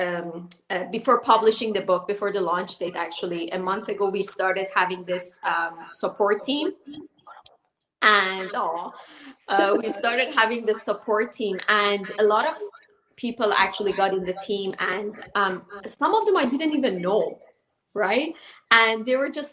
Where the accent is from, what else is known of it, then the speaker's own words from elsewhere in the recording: Iran; moved away; me growing up in Iran under the Islamic rules.